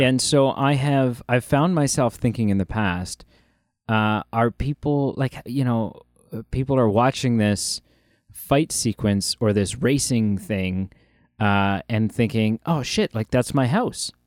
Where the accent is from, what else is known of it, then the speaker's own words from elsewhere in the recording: Ontario, Canada; as a Canadian, um, and specifically as an Ontarian